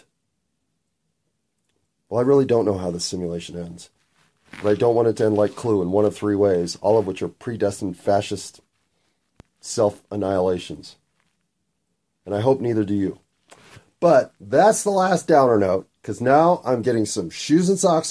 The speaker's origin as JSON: {"language": "English", "country": "United States", "said": "I'm an American"}